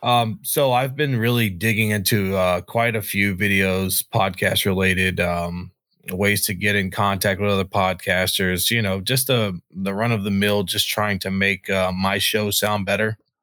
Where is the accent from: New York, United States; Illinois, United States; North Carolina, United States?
North Carolina, United States; moved away as an adult; now in Antelope Valley, United States; I was born and raised in North Carolina